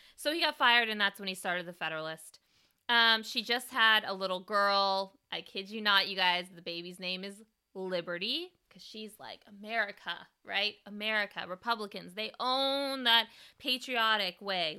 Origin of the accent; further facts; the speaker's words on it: California, United States; me being a Californian